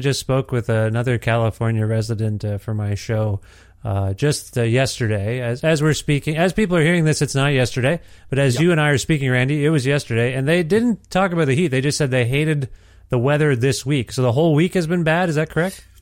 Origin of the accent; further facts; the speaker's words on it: Cambridge, Ontario, Canada; I grew up in Ontario. I grew up in Cambridge, Ontario